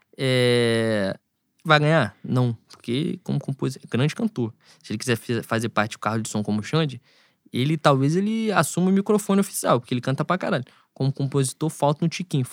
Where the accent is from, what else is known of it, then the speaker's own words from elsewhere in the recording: Rio de Janeiro, Brazil; eu nasci em Bangu. E eu estou aqui e eu sou daqui